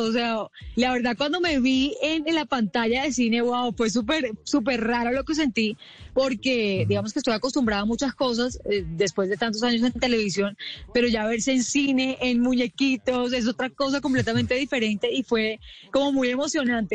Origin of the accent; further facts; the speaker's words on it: Colombia; Yo soy la única colombiana